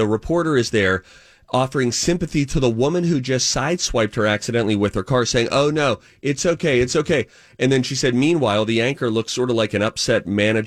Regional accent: Pittsburgh, Pennsylvania, United States; accent: Yinzer; I grew up in Pittsburgh where Yinzers had a very distinct accent

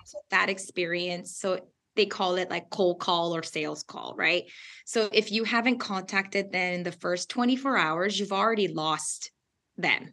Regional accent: Southern California, United States; English is a second language; we are originally from SoCal.

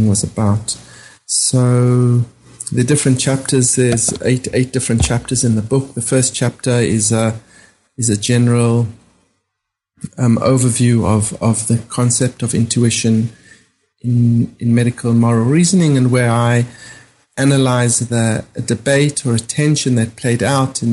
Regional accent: South Africa; moved away as an adult; growing up in South Africa and being trained as a doctor in South Africa

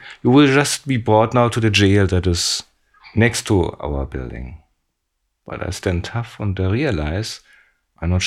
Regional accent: Germany; I'm from West Germany, I'm not from East Germany.

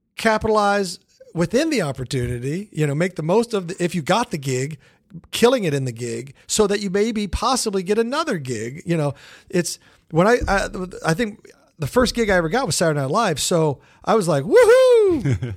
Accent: Kansas City, United States; moved away; Kansas City is a great town. It's my hometown

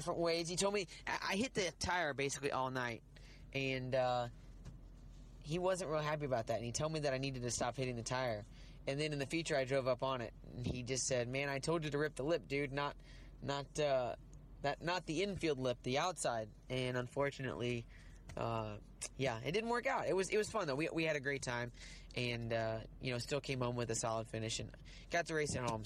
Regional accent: Riverton, Illinois, United States; moved away; I grew up just outside of Springfield, Illinois, in Riverton, Illinois

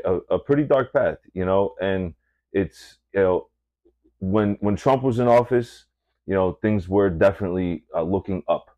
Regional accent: Massachusetts, United States; moved away; coming from Massachusetts

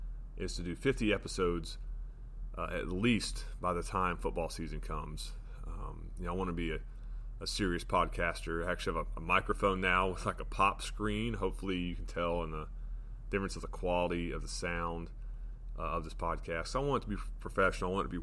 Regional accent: Florida, United States; now in West Virginia, United States; I live in West Virginia. I grew up in Florida

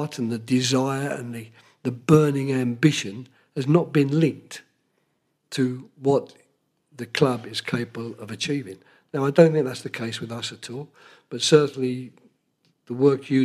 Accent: England, United Kingdom; being English

